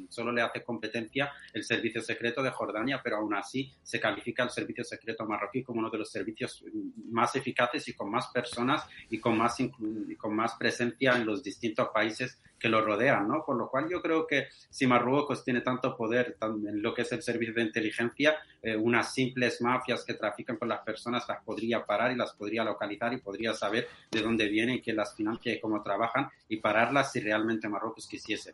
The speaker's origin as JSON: {"language": "Spanish", "country": "Western Sahara", "said": "soy saharaui de, origen español"}